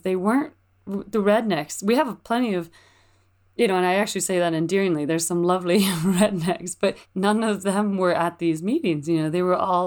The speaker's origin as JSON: {"language": "English", "town": "Mount Shasta", "region": "California", "country": "United States", "tie": "born or raised there", "moved": "as an adult", "said": "I grew up in Mount Shasta, so I just popped out of the womb in the hospital"}